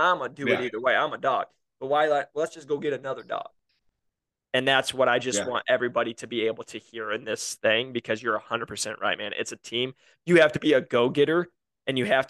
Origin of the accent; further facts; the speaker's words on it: Iowa, United States; I'm from Iowa